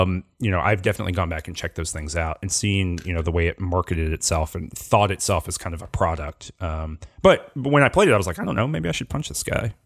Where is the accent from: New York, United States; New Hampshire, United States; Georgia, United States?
Georgia, United States; I'm not from Louisiana, I'm from Georgia, but very similar kind of southern vibe